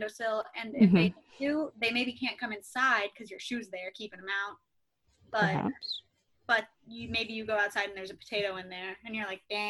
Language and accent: English; Ohio, United States; moved away; I am from Ohio